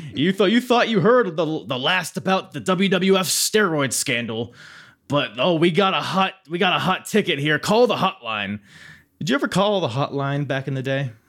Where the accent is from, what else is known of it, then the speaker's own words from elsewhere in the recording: Norfolk, Virginia, United States; my hometown, uh, about five minutes from where I'm sitting right now, Norfolk, Virginia